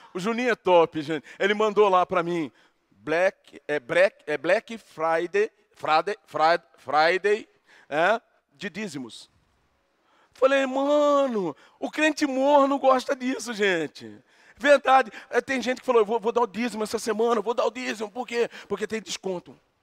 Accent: Brazil; nós somos brasileiros aqui

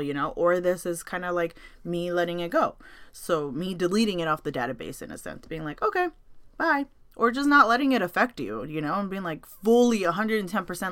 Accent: United States; I was born and raised in NoHo.

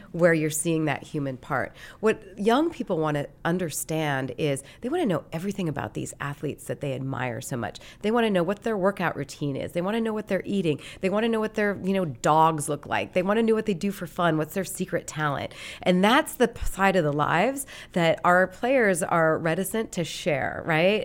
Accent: Great Falls, Montana, United States; moved away as an adult; I grew up in Montana, and, uh, I grew up in Great Falls, which was the big city in Montana.

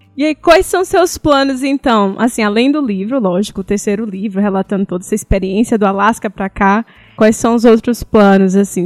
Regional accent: Salvador, Bahia, Brazil; moved away as an adult; now in Calgary, Canada; Salvador, sou da Bahia

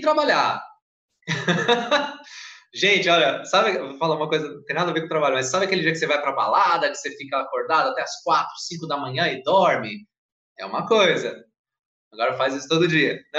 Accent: Santa Isabel, São Paulo, Brazil; accent: paulista; moved away as an adult; also born or lived in Arujá / Rio Grande do Sul (mother's family); Eu não nasci em Santa Isabel, nasci em São Paulo, morei em Arujá, e eu tinha 9 anos, 10 anos, morei em Santa Isabel e cresci.

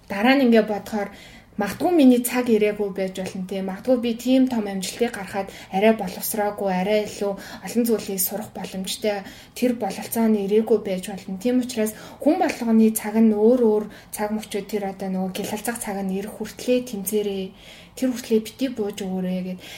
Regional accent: Mongolia; би ямар гоё газар амьдарч байгаа юм бэ те ямар сайхан эх орондоо байгаа юм бэ

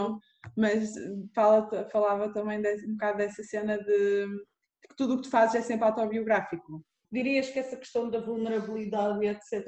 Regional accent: Porto, Norte, Portugal; moved away as an adult; also born or lived in Lisbon / Norway; sou aqui do Porto, nasci aqui no Porto

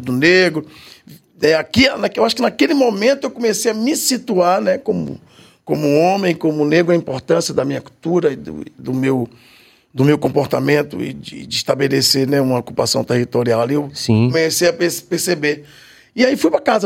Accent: Salvador, Bahia, Brazil; eu morava no Saboeiro. Nasci na Vila Matos, né? Ali na, na Garibaldi, naquela região ali

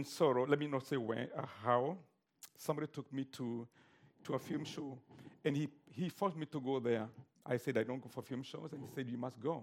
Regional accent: Kenya; I'm a Kenyan.

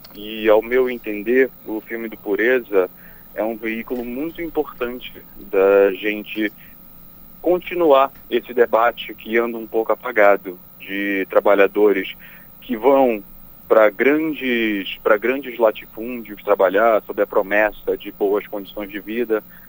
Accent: Pará, Brazil; moved away; also born or lived in Rio de Janeiro; não só para nós como paraenses

